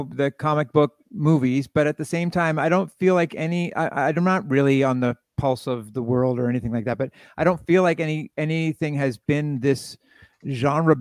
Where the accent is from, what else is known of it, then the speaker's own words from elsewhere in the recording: Canada; just as a Canadian